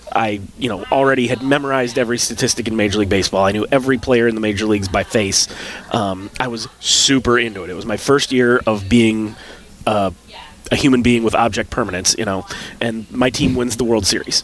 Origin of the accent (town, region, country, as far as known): South Dakota, United States; born or raised there